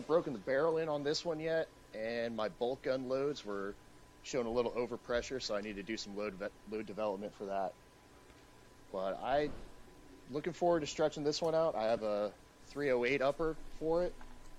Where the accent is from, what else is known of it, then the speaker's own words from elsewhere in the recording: Yorktown, Virginia, United States; So growing up in Yorktown, I got to visit a lot of Revolutionary and Civil War sites.